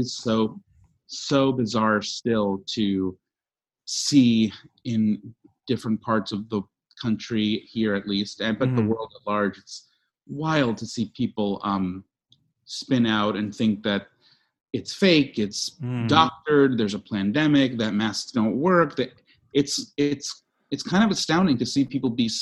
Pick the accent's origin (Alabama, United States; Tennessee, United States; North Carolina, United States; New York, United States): New York, United States; moved away; I'm from New York and I have plenty of friends and family there